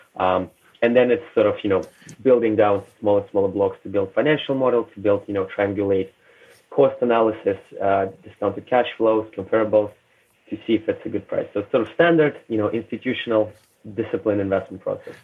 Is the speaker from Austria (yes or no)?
no; Russia; moved away; also born or lived in Canada; I was born in Soviet Union, raised in Russia